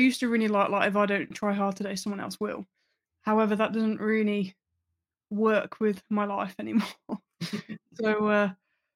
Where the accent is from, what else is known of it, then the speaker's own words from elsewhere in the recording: Birmingham, West Midlands, United Kingdom; also born or lived in Nottingham; we moved around a lot because my dad was in the army. But we settled in Birmingham when I was about 7.